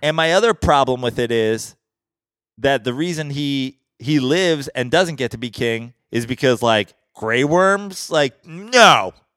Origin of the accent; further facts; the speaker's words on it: Westchester, New York, United States; we as proper New Yorker, like, as an, as a downstate Westchester, New York, east of the Hudson, New Yorker